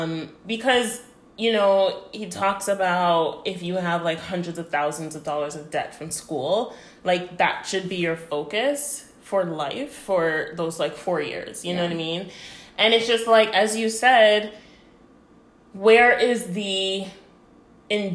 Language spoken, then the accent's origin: English; Canada; moved away as an adult; I'm Canadian